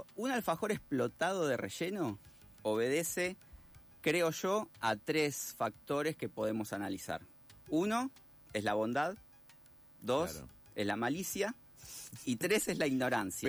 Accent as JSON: {"language": "Spanish", "country": "Argentina", "said": "como somos los, los argentinos"}